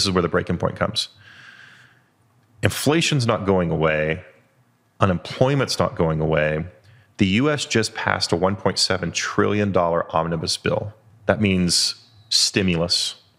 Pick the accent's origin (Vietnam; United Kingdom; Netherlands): United Kingdom; As a Brit, it looks very similar to Parliament.